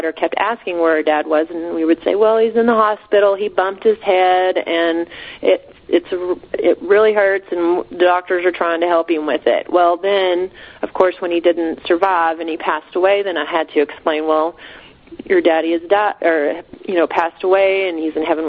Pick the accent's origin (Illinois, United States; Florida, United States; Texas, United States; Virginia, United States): Texas, United States; Texas Panhandle, United States; moving back to the area I grew up in the Texas Panhandle